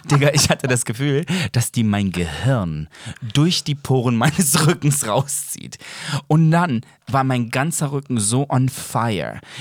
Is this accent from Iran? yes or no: no; Serbia; Aber also, ich, bin, ich komme aus Serbien.